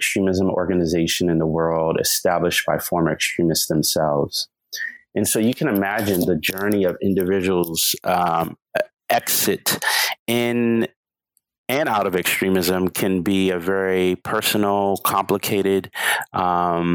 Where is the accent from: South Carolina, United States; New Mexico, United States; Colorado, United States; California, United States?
South Carolina, United States; Charleston; growing up in Charleston, South Carolina, being a descendant of Gullah Geechee